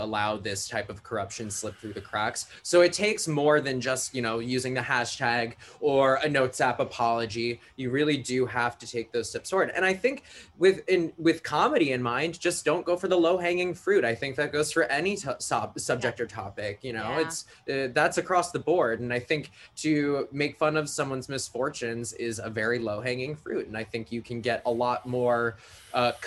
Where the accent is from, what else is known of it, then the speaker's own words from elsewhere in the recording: Long Island, New York, United States; Where I grew up on Long Island